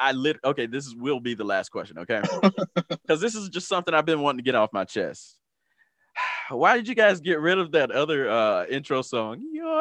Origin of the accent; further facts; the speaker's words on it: the South, United States; I am from the Twerk Nation, the South.